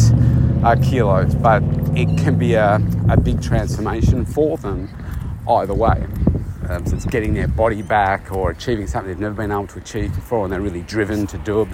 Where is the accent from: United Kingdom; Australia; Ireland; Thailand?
Australia; my home country here, Australia